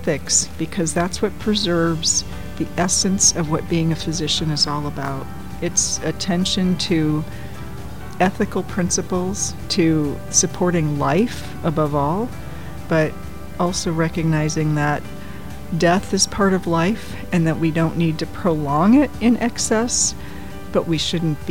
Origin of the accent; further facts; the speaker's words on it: St. Louis, Missouri, United States; I was born in St. Louis, Missouri, grew up there.